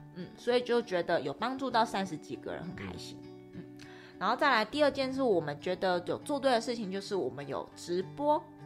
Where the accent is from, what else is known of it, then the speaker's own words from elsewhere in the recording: Tainan, Taiwan; moved away; 我是台南人